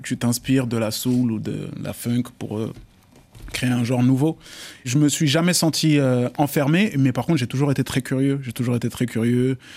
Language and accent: French; Paris, Île-de-France, France; also born or lived in Dakar, Senegal / Casamance, Senegal; J'ai grandi sur Paris.